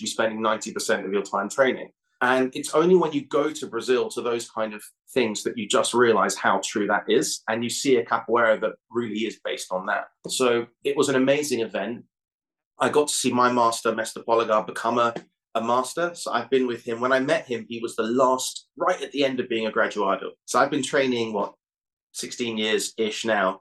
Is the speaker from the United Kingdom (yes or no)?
yes; London, United Kingdom; I grew up in London.